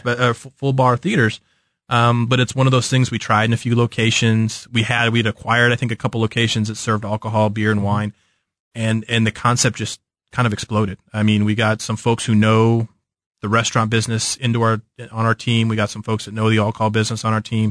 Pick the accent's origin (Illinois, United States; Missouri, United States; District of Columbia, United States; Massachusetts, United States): Missouri, United States; Kansas City; also born or lived in St. Louis; I'm from Kansas City